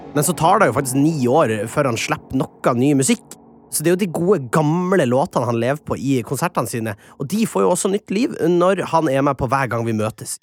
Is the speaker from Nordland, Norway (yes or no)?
yes; Kjøpsvik, Nordland, Norway